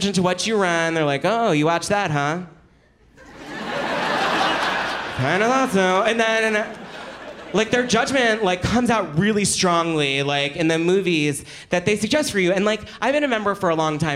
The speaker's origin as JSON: {"language": "English", "town": "Philadelphia", "region": "Pennsylvania", "country": "United States", "said": "I'm from Philadelphia"}